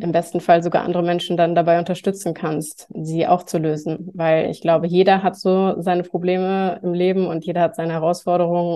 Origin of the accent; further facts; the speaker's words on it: near Cologne, North Rhine-Westphalia, Germany; moved away; ich komme ursprünglich aus der Nähe von Köln